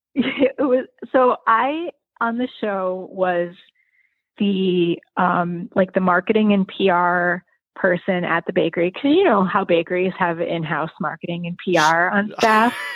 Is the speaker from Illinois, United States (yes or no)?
yes; Joliet, Illinois, United States; also born or lived in Arizona; I grew up in um, in a city that's about an hour south of Chicago called it's called Joliet